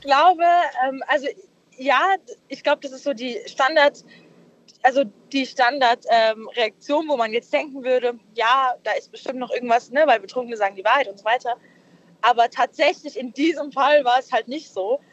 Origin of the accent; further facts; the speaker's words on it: Darmstadt, Hesse, Germany; aus Hessen, also aus äh, Darmstadt